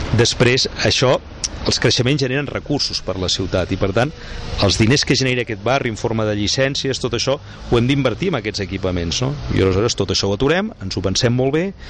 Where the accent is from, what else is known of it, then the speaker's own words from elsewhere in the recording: Sant Cugat del Vallès, Catalonia, Spain; also born or lived in Madrid; jo hi era, era el meu poble